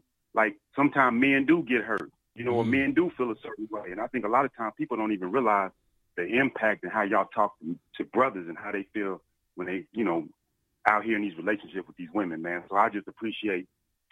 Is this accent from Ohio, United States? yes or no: yes; Dayton, Ohio, United States; I'm from Dayton, Ohio